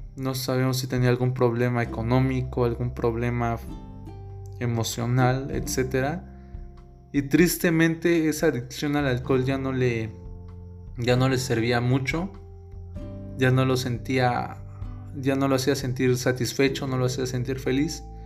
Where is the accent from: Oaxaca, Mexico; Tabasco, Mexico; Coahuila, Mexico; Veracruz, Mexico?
Oaxaca, Mexico; yo soy de Oaxaca